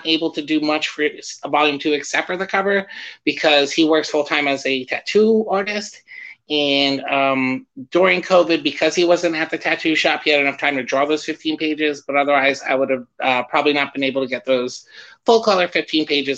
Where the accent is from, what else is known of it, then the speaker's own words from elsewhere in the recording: New Jersey, United States; now in St. Petersburg, United States; I'm from New Jersey